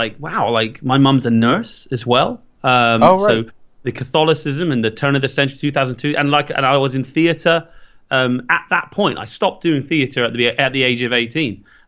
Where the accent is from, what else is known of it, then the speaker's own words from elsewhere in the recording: Ireland; and I'm Irish